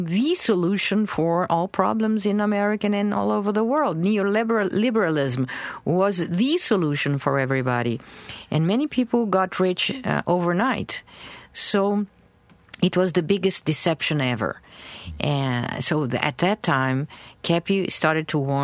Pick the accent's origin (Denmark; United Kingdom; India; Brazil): Brazil; moved away as an adult; also born or lived in New York City, United States